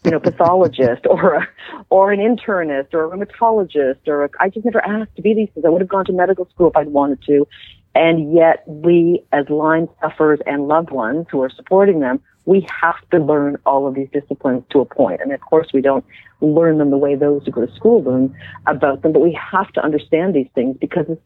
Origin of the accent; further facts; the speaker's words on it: Canada; I'm just a Canadian